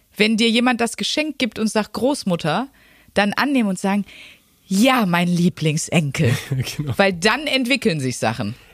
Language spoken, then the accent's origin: German; Wuppertal, North Rhine-Westphalia, Germany; moved away; also born or lived in Ruhr area; meiner alten Heimatstadt Wuppertal